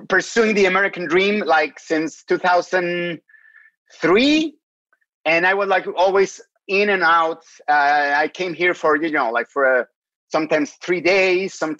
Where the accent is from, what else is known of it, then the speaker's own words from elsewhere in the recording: Mexico City, Mexico; English is a second language; moved away as an adult; now in United States; I was born and raised in Mexico City